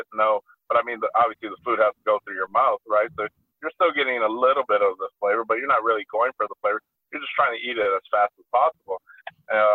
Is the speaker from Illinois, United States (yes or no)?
yes; Chicago, Illinois, United States; growing up in Chicago, my family took me to like the fanciest of restaurants